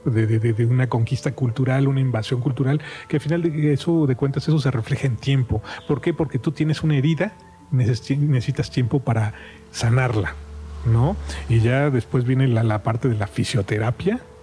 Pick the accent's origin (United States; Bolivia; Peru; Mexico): Mexico; somos mexicanos